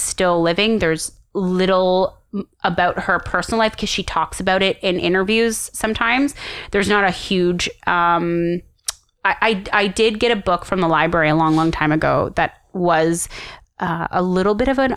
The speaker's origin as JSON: {"language": "English", "country": "Canada", "said": "as a Canadian"}